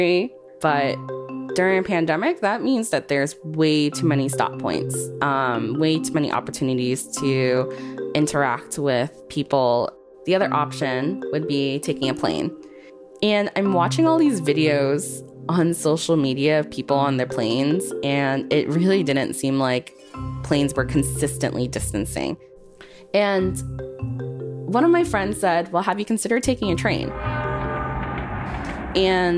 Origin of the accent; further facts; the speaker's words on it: Boston, Massachusetts, United States; I'm born and raised in Boston.